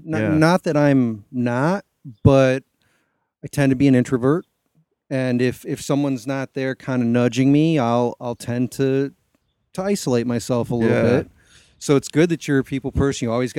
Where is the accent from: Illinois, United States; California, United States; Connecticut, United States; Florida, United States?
Connecticut, United States; now in Ohio, United States; I'm from Connecticut.